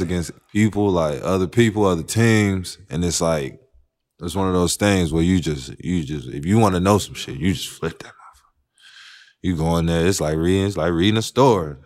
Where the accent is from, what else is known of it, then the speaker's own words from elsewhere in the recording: North Carolina, United States; I'm from North Carolina